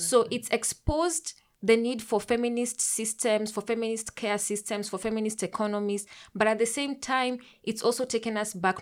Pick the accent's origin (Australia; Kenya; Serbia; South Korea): Kenya; I'm a Kenyan queer pan-African feminist